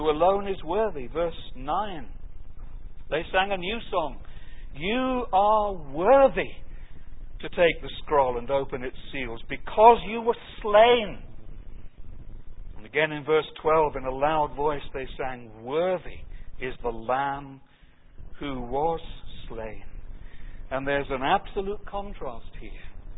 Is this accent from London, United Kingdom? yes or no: yes; the London area, United Kingdom; I grew up in the London area.